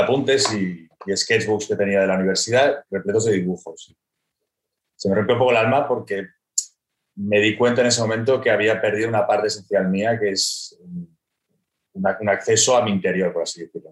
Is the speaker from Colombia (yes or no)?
no; Barcelona, Catalonia, Spain; soy un, soy un creativo, me considero al final creativo eh, de Barcelona